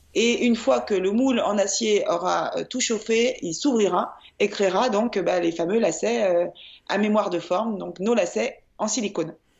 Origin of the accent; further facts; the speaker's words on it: Lyon, Auvergne-Rhône-Alpes, France; je suis lyonnaise